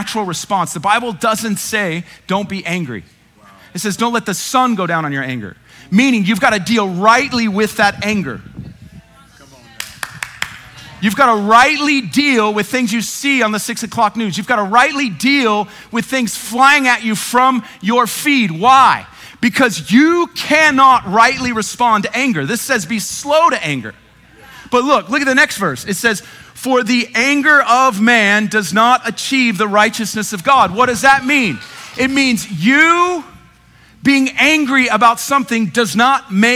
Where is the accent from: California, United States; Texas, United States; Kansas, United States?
Texas, United States; Dallas; I'm white. I grew up in North Dallas.